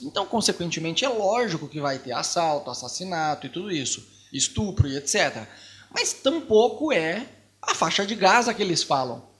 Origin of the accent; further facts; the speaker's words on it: Curitiba, Paraná, Brazil; moved away as an adult; also born or lived in Rio de Janeiro; now in Buenos Aires, Argentina; Eu vim de Curitiba, morei lá 30 anos, depois fui morar no Rio de Janeiro.